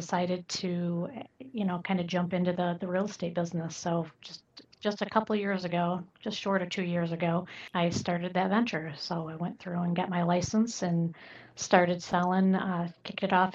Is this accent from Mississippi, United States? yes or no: no; Michigan, United States; also born or lived in Southwest Florida; now in Fort Myers, United States; I came originally from Michigan